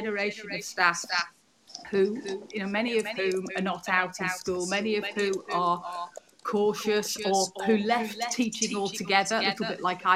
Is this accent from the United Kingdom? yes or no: yes; Yorkshire and the Humber, United Kingdom; moved away as an adult; also born or lived in Liverpool / Suffolk; I'm from South Yorkshire originally